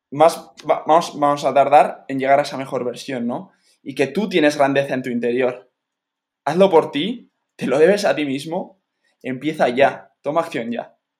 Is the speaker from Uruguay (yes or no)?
no; Spain; me tenía que volver para España